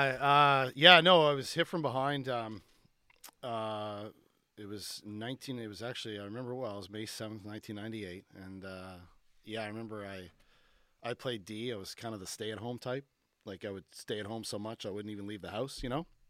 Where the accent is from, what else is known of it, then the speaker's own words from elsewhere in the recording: Barrie, Ontario, Canada; also born or lived in Cole Harbour, Nova Scotia; I'm from Cole Harbor, but I, most of my childhood I spent in Barrie, Ontario